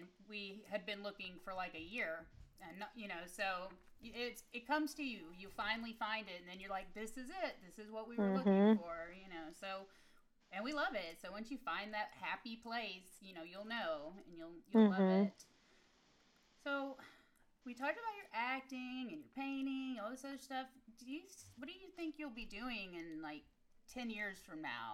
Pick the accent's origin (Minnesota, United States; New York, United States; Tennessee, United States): Tennessee, United States; Nashville; moved away as an adult; now in Atlanta, United States; I grew up in Nashville, Tennessee